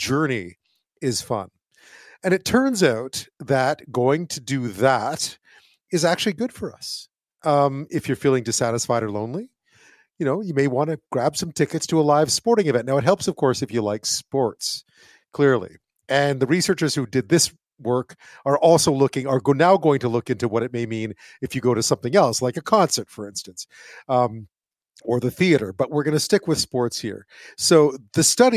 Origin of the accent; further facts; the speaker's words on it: Montreal, Quebec, Canada; moved away; also born or lived in England; I grew up in Montreal